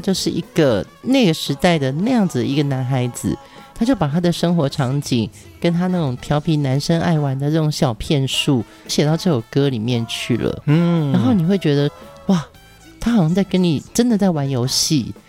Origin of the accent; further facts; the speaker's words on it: Pingtung, Pingtung County, Taiwan; 因为我从小在屏东长大，我们四周的语言就是有很多种不同的方言